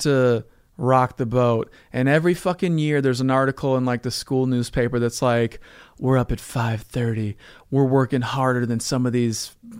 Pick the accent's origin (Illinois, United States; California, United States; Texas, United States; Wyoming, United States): Illinois, United States; Evanston; Evanston, Illinois, outside Evanston, Chicago?